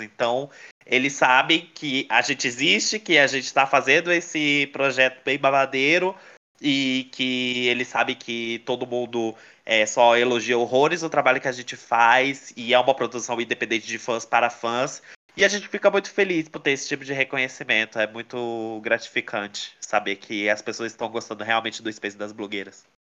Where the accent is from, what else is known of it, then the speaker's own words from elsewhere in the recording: Brasília, Federal District, Brazil; tem aqui em Brasília, onde eu moro, que eu sou daqui de Brasília